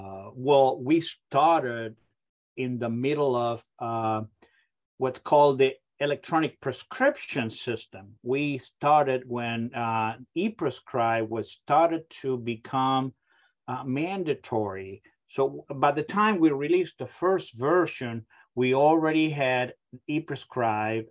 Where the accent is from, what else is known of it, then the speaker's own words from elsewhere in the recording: Argentina; English is a second language; moved away as an adult; now in United States; You can probably pick up my accent. I come from a very far away country, from Argentina.